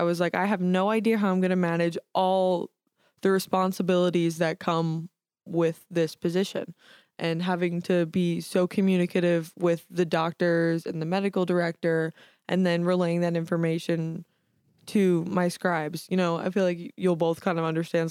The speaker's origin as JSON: {"language": "English", "town": "New York City", "region": "New York", "country": "United States", "said": "I'm from Staten Island, New York."}